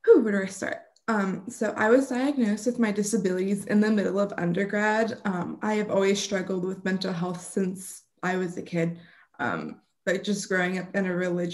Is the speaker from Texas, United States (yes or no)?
yes; Austin, Texas, United States; moved away; Austin, Texas, my hometown